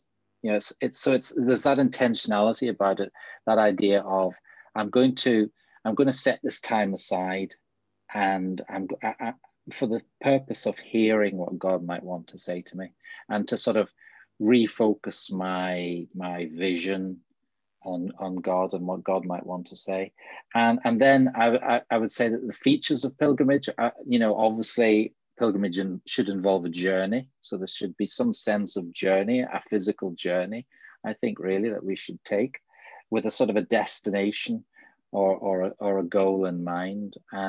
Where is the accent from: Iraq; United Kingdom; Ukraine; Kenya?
United Kingdom; Bangor, Northern Ireland; moved away as an adult; also born or lived in Northampton / West Yorkshire / Manchester; now in Mallow, Ireland; So yeah, I grew up in Bangor, and I've lived in, trained in Northampton, and I've lived in West Yorkshire and Manchester, and I'm now living in County Cork in a village outside Mallow, which is a nice little market town in North Cork